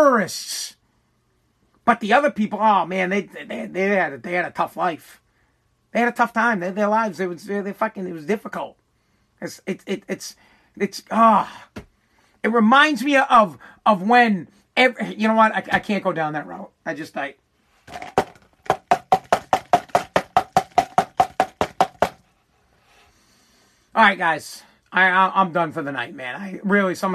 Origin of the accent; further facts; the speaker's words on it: United States; I am American, I'm from America, and I speak American